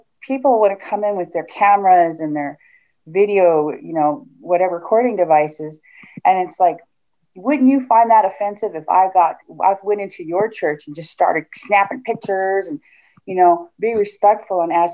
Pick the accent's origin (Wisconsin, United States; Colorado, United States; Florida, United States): Colorado, United States; Denver; moved away as an adult; also born or lived in South Dakota; now in Texas, United States; mainly raised in the Denver area